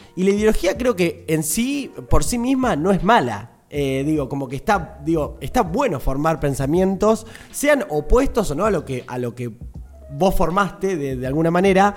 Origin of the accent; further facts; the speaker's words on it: Argentina; nosotros siempre como argentinos, argentinas